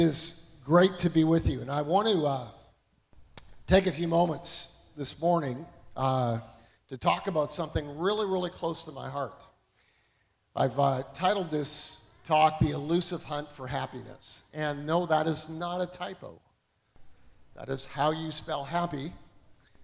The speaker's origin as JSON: {"language": "English", "country": "Canada", "tie": "born or raised there", "moved": "as an adult", "lives_now": "United States", "said": "I grew up in Canada."}